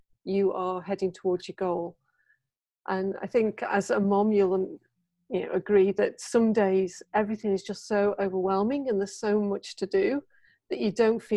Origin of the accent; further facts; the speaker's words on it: United Kingdom; moved away as an adult; now in Japan; I'm a Brit. I've been in Japan for over 20 years